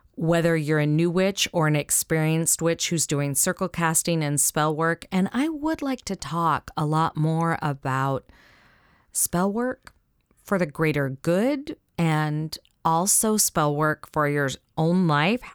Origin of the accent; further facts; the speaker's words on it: the South, United States; accent: Southern; my Southern accent